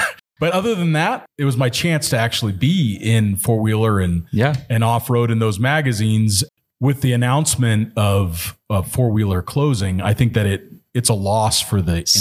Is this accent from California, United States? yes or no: yes; Southern California, United States; I grew up in Southern California